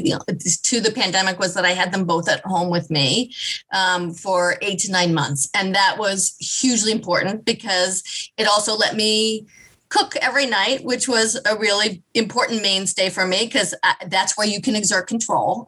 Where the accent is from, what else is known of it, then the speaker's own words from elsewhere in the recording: Kansas City, United States; I grew up in Kansas. I grew up in Kansas City